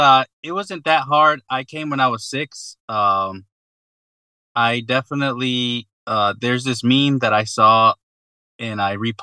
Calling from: Atlanta, Georgia, United States; I'm calling in from Northeast Atlanta. So Georgia is Southeast United States.

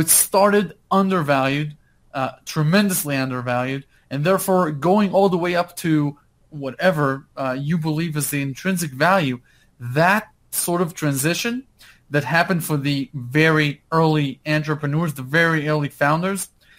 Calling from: Park City, Utah, United States; Hey, I'm in Park City, Utah right now.

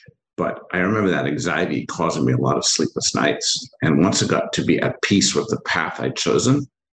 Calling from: Ambler, Pennsylvania, United States; I'm calling up right up the street from you, up in Amber, Pennsylvania, not too far from you

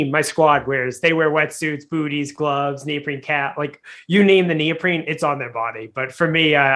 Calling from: Boston, Massachusetts, United States; I'm coming from Boston. We're getting ready for a snowstorm.

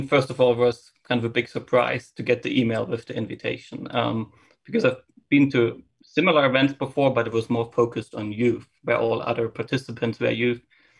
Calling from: Gainesville, Florida, United States; Yeah, I'm joining from Gainesville, Florida.

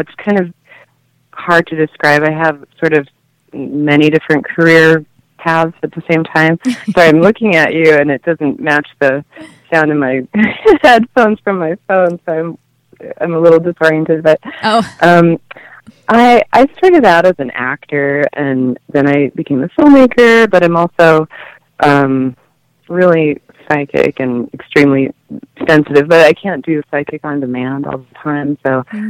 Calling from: Denver, Colorado, United States; From the Denver area.

